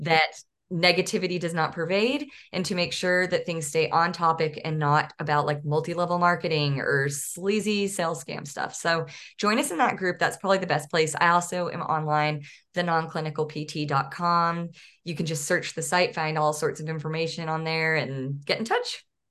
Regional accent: Northeast Texas, United States; also born or lived in San Diego; now in Arkansas, United States; I grew up in East Texas and really wanted to live closer to where my parents live. I should say Northeast Texas

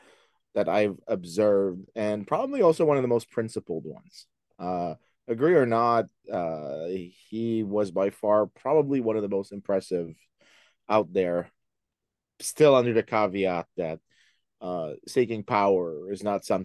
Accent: Saint-Lambert, Quebec, Canada; also born or lived in Montreal; I was born and raised in Montreal. Well, not exactly Montreal, the South Shore. So basically in St. Lambert, the small English enclave on the south side of Montreal. So I grew up there, went to University of Montreal

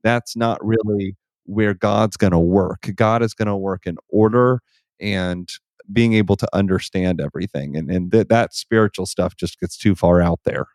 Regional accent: northwest Missouri, United States; I grew up in northwest Missouri in a very rural area

